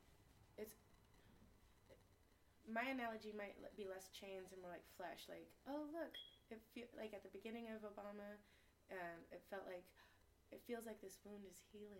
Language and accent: English; Tacoma, Washington, United States; So, but I'm a hippie from the hood, because I'm from Tacoma. I grew up in the South End, and the East Side, and now we're in South Tacoma.